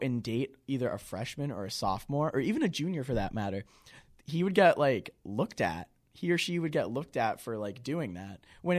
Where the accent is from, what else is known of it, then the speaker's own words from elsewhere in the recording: Auburn, Massachusetts, United States; I'm from Auburn, Massachusetts. It's right next to Worcester.